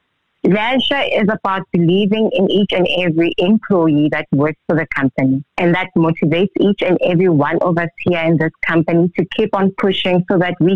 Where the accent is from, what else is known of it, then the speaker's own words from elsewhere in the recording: South Africa; I was born here in South Africa.